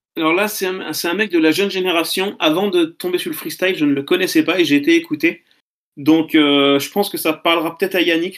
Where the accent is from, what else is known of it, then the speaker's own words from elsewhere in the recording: Caen, Normandy, France; je suis de Caen